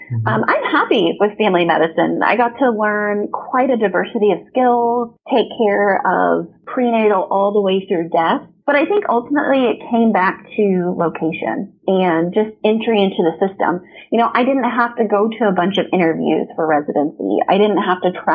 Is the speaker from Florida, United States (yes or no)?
no; Evansville, Indiana, United States; also born or lived in Kansas City; my hometown in Evansville, Indiana